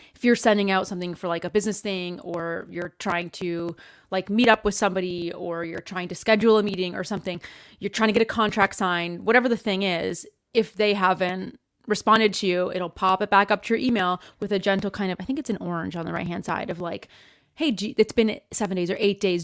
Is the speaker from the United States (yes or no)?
no; Canada; moved away; I'm Canadian, and I'm originally from Canada